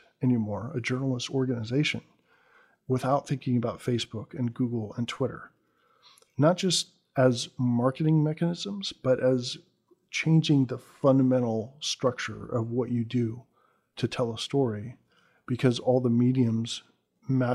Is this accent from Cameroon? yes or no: no; United States; as an American